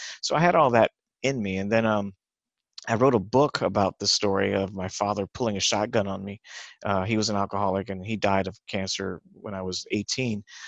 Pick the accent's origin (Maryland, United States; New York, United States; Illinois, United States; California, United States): California, United States; Los Angeles; I grew up in East LA, Culver City, Los Angeles, California, and I grew up in Hollywood